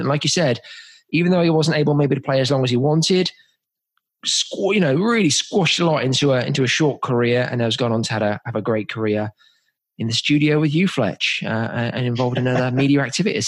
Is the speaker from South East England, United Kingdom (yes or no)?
yes; Oxford, South East England, United Kingdom; moved away; I'm from Oxford originally